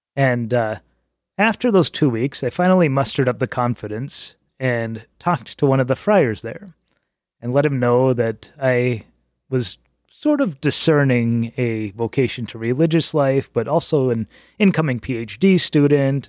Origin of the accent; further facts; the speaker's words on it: Albuquerque, New Mexico, United States; moved away as an adult; also born or lived in Prescott, Arizona; now in Chicago, United States; I was born and raised Catholic in Albuquerque.